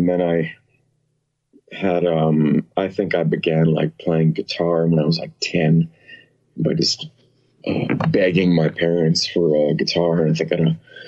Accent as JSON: {"language": "English", "town": "West Orange", "region": "New Jersey", "country": "United States", "moved": "as an adult", "lives_now": "Austria", "said": "I'm from New Jersey"}